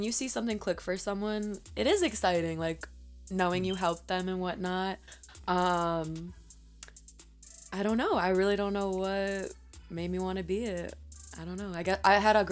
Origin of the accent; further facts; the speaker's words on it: Aurora, Illinois, United States; also born or lived in Minnesota / Puerto Rico / Florida; I grew up mainly in Aurora, Illinois, which is where I still live